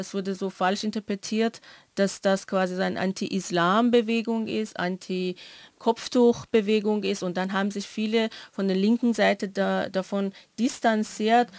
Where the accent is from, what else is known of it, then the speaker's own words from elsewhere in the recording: Iran; moved away; ich komme ja aus dem Iran